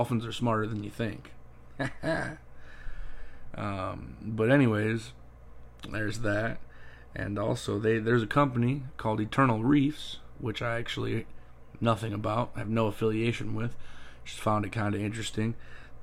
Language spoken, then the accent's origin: English; Ohio, United States; moved away as an adult; now in Florida, United States; I was born and raised in Ohio. I lived there until I was 24 years old.